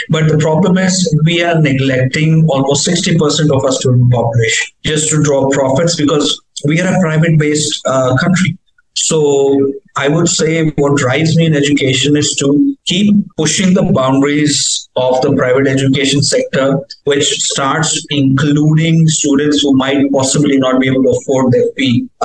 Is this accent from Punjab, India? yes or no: yes; Punjab, India; moved away; technically, yes, I'm from Punjab, but I always call myself a, a child of India because I got an opportunity to be around the whole country.